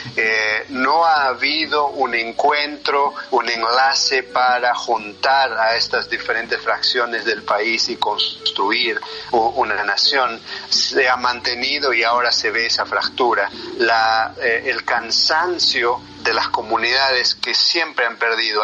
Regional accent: Peru; first language Quechua; Spanish is a second language; moved away; soy, como vos has dicho bien, eh, del, eh, del, interior del, del, Perú. Soy quechua originalmente, mi primer idioma es quechua

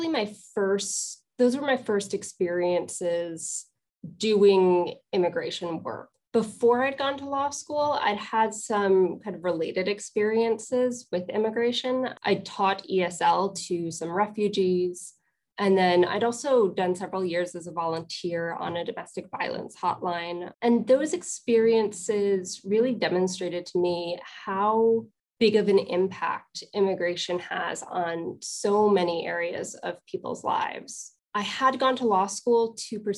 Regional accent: Columbia County, upstate New York, United States; moved away as an adult; also born or lived in Troy, New York; I am from upstate New York. I grew up in Columbia County. I went to high school in Troy

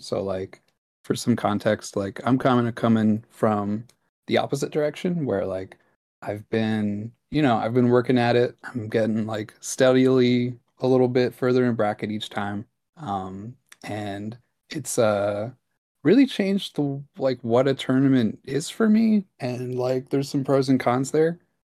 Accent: New York, United States; Hey, what's up? I'm from New York.

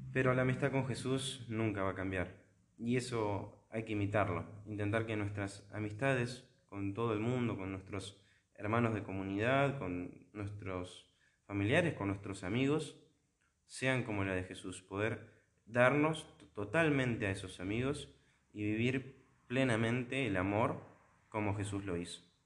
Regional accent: La Plata, Buenos Aires Province, Argentina; la Arquidiócesis de La Plata, que es donde, de donde soy yo

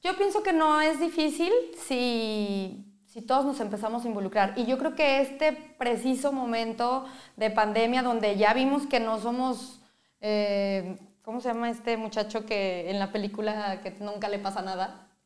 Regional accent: Mexico; Como mexicanos

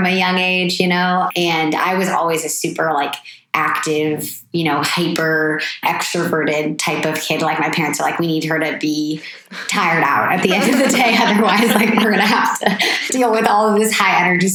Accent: Petaluma, California, United States; also born or lived in Boston; I'm from Petaluma. Yeah. So just like an hour or so north of here

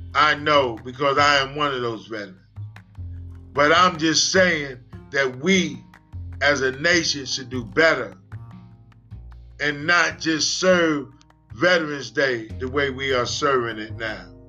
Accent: United States; also born or lived in Washington, D.C.; we are American veterans

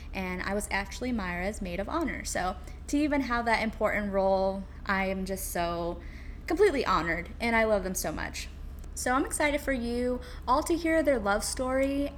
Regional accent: California, United States; moved away as an adult; now in New York City, United States; I am from California and I moved to New York City about five ish years ago

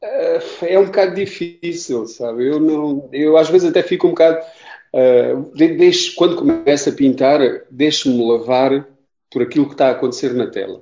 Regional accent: Castro Verde, Beja District, Portugal; Eu sou do Alentejo, de Castro Verde

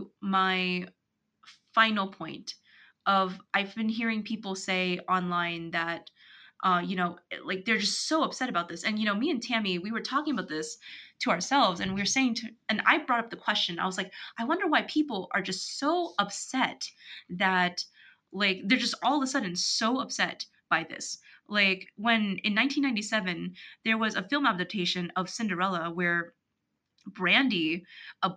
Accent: United States; I was born in America, so I am American

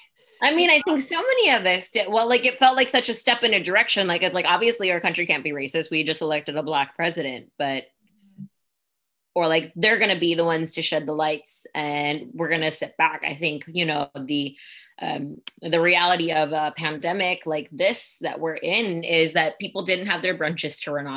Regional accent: India; also born or lived in United States; I was born in the States, but I was raised in India for parts of my life, or I went to school there for a while as well.

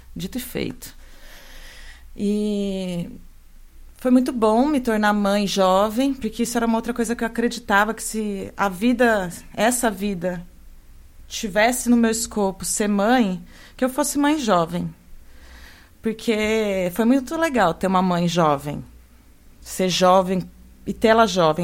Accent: São Carlos, São Paulo, Brazil; moved away as an adult; also born or lived in Londrina; Fui, fui lá para Londrina, saí de São Carlos, fui lá para o norte do Paraná

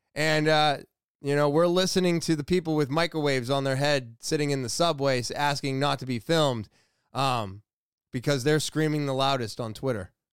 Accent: United States; as an American

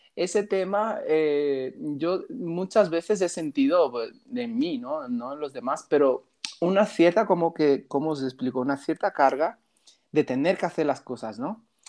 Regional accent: Brazil; now in Balaguer, Spain; soy de Brasil, tengo 31 años

